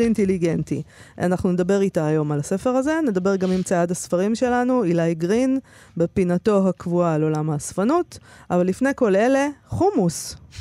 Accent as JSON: {"language": "Hebrew", "country": "Israel", "said": "אני ישראלית"}